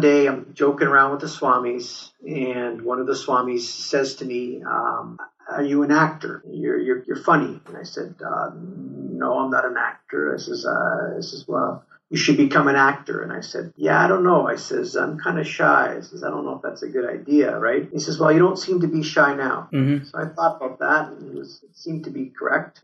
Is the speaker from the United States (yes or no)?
no; Turin, Piedmont, Italy; now in Canada; I was born in Torino, uh, which is in the north